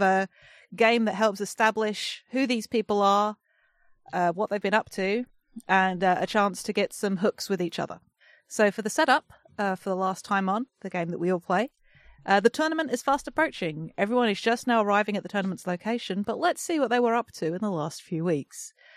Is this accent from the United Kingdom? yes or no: yes; England, United Kingdom; I'm the English one